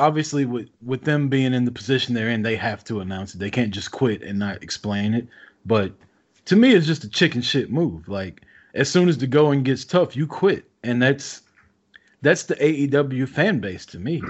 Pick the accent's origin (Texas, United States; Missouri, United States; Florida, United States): Missouri, United States; Kansas City; my hometown of Kansas City, Missouri